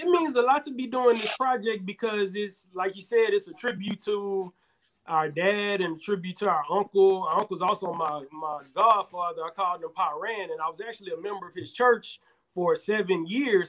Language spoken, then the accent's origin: English; Houston, Texas, United States; now in Atlanta, United States; I'm originally from Houston, Texas, currently residing in Atlanta, Georgia